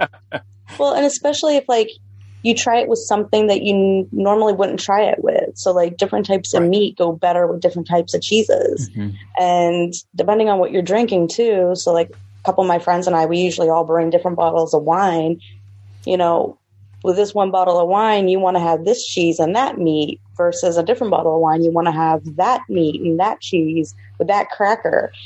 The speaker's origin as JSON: {"language": "English", "town": "St. Petersburg", "region": "Florida", "country": "United States", "tie": "born or raised there", "said": "I am from St. Pete, Florida, uh, Sunshine State"}